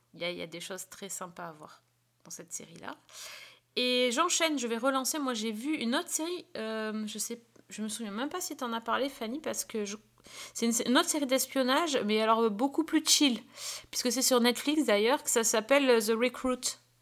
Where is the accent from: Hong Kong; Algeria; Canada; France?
France; chez nous en France